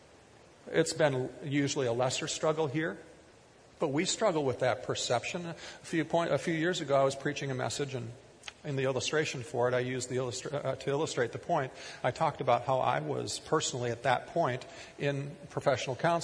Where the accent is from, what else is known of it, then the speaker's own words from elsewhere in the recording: Kiester, Minnesota, United States; growing up in Keister